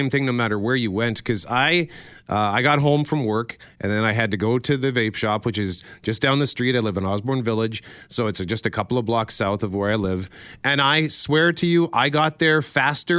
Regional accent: Winnipeg, Manitoba, Canada; I grew up in Transcona

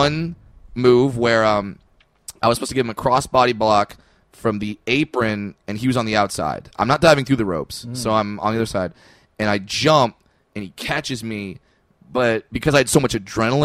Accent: Orange County, California, United States; I'm from Orange County, California.

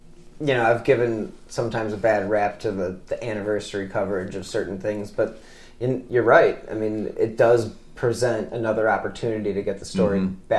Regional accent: Rocky River, Ohio, United States; I mean, I'm from Rocky River.

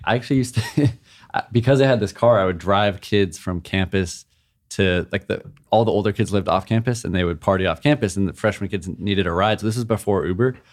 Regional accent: Hawaii, United States; moved away; also born or lived in San Diego; growing up in Hawaii

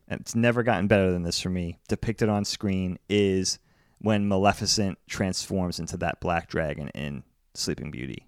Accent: East Coast, United States; growing up on the East Coast

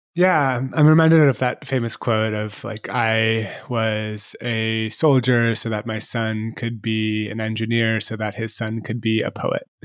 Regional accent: San Francisco, California, United States; I grew up in San Francisco

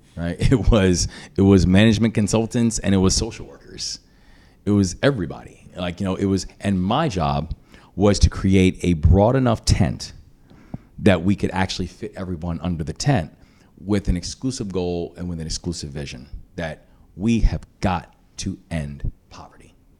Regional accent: Maryland, United States; my home state

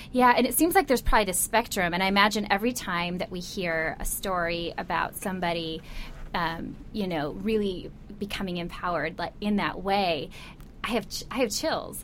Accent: Midwest, United States; I grew up in the Midwest as well

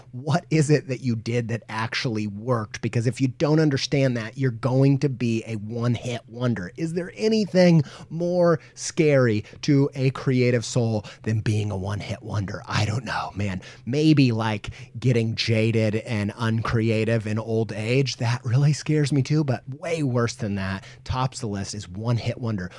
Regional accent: Indiana, United States; I grew up in Indiana

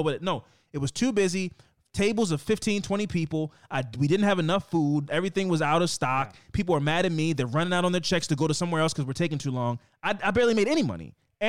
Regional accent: Oakland, California, United States; I'm from Oakland.

